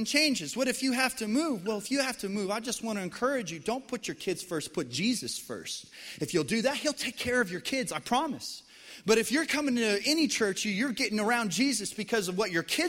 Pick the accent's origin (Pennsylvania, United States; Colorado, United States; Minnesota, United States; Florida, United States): Colorado, United States; moved away as an adult; also born or lived in central Arkansas; now in Arkansas, United States; born and raised in Colorado